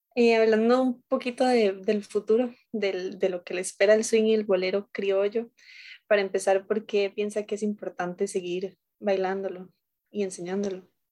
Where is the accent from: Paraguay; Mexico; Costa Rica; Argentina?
Costa Rica; nosotros como costarricenses